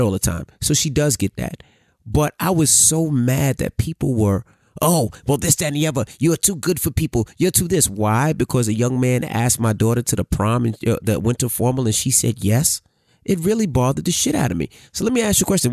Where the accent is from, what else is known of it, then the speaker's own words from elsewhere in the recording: New York City, New York, United States; I grew up in Queens